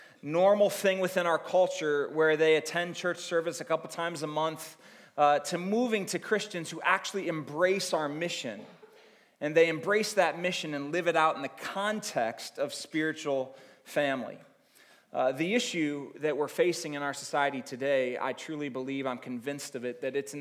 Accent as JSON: {"language": "English", "town": "Akron", "region": "Ohio", "country": "United States", "tie": "born or raised there", "said": "born and raised in Akron, Ohio"}